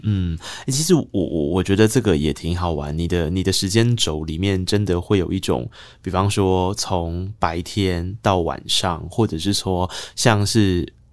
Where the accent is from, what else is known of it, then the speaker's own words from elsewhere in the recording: Taiwan; first language Taiwanese Hokkien; Chinese is a second language; 我的母语是台语